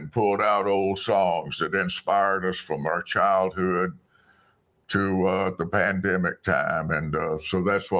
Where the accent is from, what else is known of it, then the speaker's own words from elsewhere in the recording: South Alabama, United States; the little country church where I grew up in South Alabama